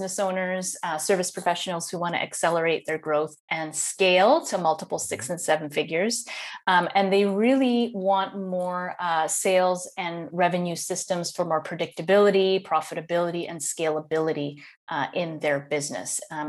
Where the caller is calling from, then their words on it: Netherlands; So today I am calling in from Holland in the Netherlands.